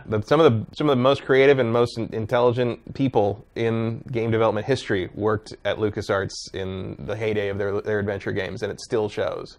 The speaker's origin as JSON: {"language": "English", "town": "San Jose", "region": "California", "country": "United States", "tie": "born or raised there", "said": "I grew up near the Winchester Mystery House"}